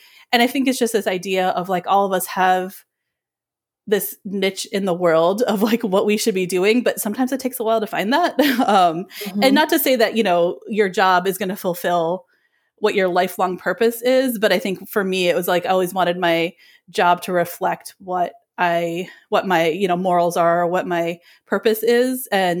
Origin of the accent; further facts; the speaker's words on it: Illinois, United States; now in Philadelphia, United States; So I'm originally from the Chicago area. I grew up in the suburbs of Chicago my whole life, and I love the area.